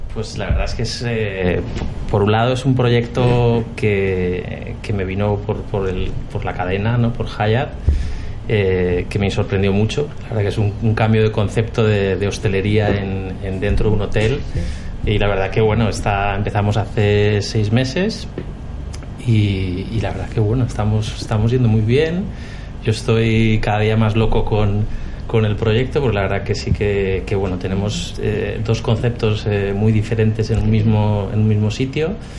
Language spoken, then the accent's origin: Spanish; Cartagena, Region of Murcia, Spain; also born or lived in Equatorial Guinea; now in Madrid, Spain; yo soy de Cartagena